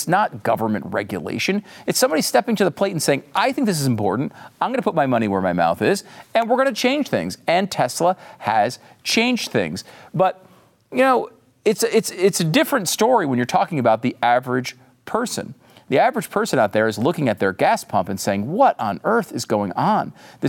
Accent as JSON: {"language": "English", "region": "Northeast", "country": "United States", "tie": "born or raised there", "lives_now": "Texas, United States", "said": "I grew up in the Northeast, and I live in Texas because I wanted it to be warm instead of cold, too."}